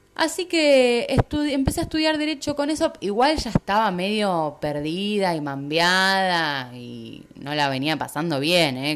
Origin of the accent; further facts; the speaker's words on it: Rosario, Santa Fe, Argentina; moved away as an adult; also born or lived in Capilla del Monte, Argentina; now in Puerto Madryn, Argentina; Soy de Rosario, Argentina, es una ciudad bastante grande de Argentina